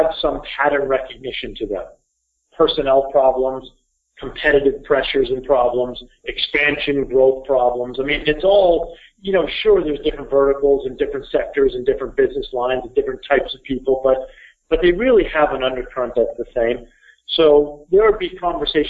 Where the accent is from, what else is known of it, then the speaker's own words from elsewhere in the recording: Burlington, Vermont, United States; grew up here in Burlington, Vermont.